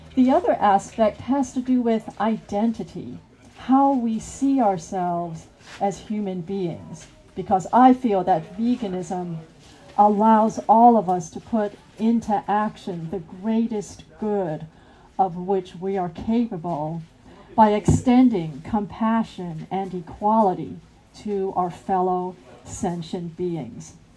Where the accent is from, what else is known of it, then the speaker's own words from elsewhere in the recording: United States; from the United States